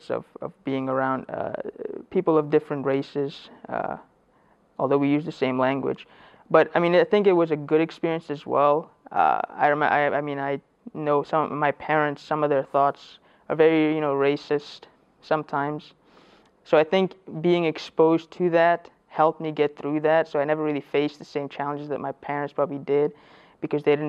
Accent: Clarkston, Georgia, United States; English is a second language; also born or lived in Afghanistan / Pakistan; I grew up in Clarkston, and that's I think a haven for most refugee families that come in.

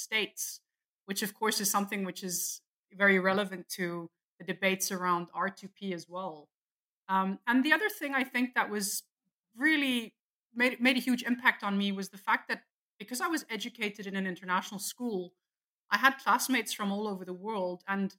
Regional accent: South Africa; also born or lived in abroad; you know, I'm South African, so I grew up partly in South Africa, but I also grew up abroad because my dad was a diplomat.

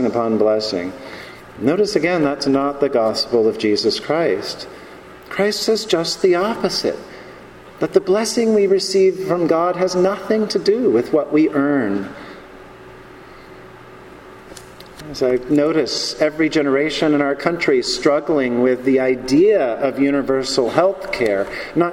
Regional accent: the American South, United States; Growing up in this country, growing up in the American South

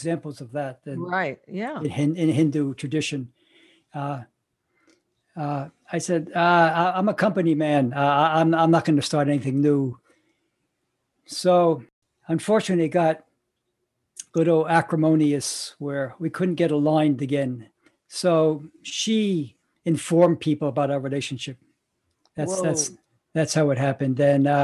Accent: New York, United States; New York. That's my hometown

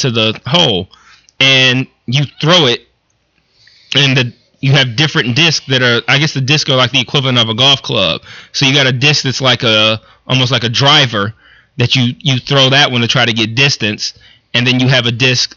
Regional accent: Detroit, Michigan, United States; growing up in Detroit

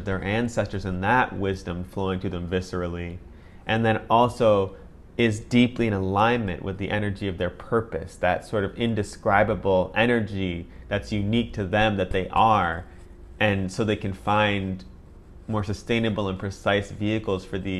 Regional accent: Oregon, United States; as someone who was a contemporary Western person, growing up in Oregon

